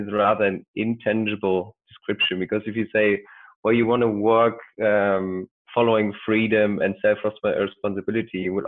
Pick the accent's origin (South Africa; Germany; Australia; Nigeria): Germany; I'm from Germany